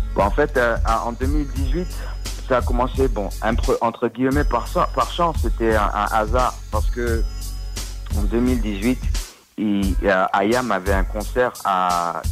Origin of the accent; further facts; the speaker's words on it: Washington, District of Columbia, United States; also born or lived in Paris, France / Comoros (ancestry); Je suis resté là jusqu'à 4 ans. Après, euh, on a déménagé, la famille a bougé à Washington D.C. Et bon, j'ai grandi autour de Washington et Maryland.